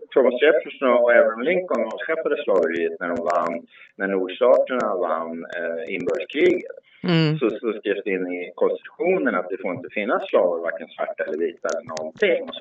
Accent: Sweden; Som svenskar kan vi faktiskt säga att våra företrädare har inte sysslat med det.

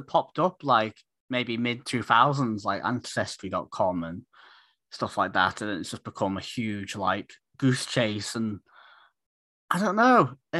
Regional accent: Isle of Man; because I'm from the Isle of Man originally.

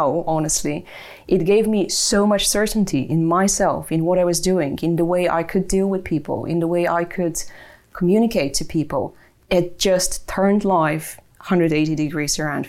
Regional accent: Bulgaria; born or raised there; English is a second language; moved away as an adult; also born or lived in Germany; now in Ireland

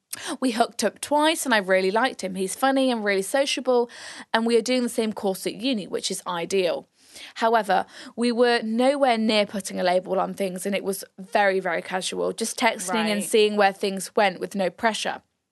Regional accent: Ireland; So, I'm from Ireland

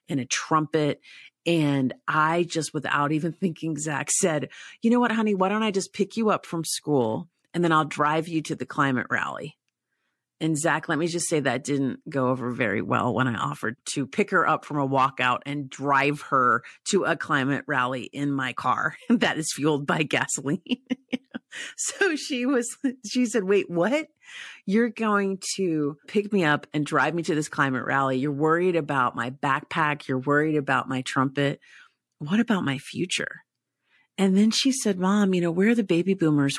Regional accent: East Tennessee, United States; I grew up in East Tennessee, so I spent a lot of my early childhood hiking and camping near Great Smoky Mountain National Park

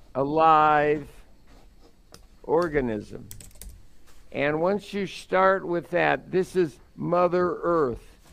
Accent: New York City, New York, United States; We grew up in Brooklyn

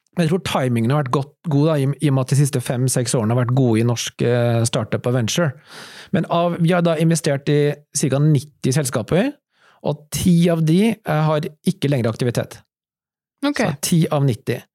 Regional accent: Norway; Alle vi som startet det, var norske

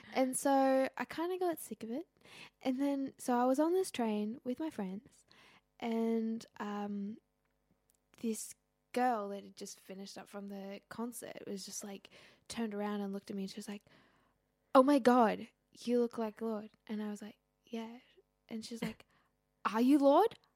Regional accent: Groningen, Netherlands; also born or lived in Syria; I was born in Groningen

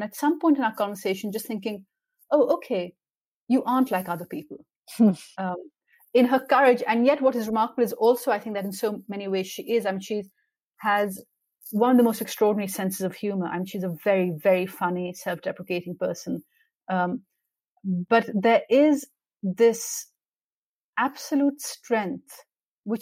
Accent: Pakistan; I grew up in Pakistan at a time when there was military dictatorship

